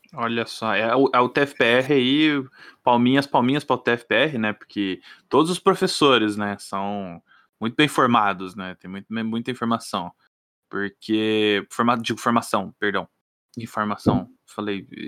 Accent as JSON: {"language": "Portuguese", "country": "Brazil", "said": "eu sou brasileiro."}